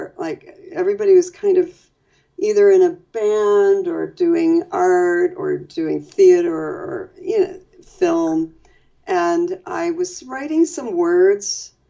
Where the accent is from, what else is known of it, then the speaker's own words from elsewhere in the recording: Cleveland, Ohio, United States; now in New York City, United States; I'm from Cleveland